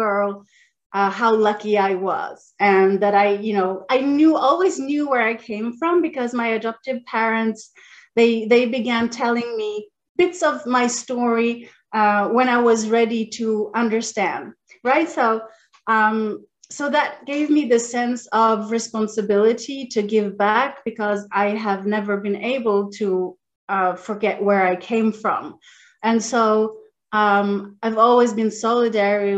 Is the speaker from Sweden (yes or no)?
yes; northern Sweden, Sweden; also born or lived in Chile; I flew across the world and came to the north of Sweden, not even south of Sweden, the north of Sweden near the polar circle, the Arctic Circle. So I grew up there